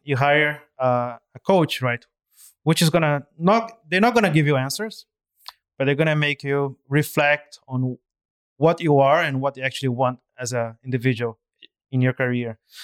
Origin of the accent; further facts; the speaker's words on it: Brazil; moved away as an adult; now in Hong Kong; I'm originally from Brazil, and I've been in Hong Kong for, uh, slightly over eight years now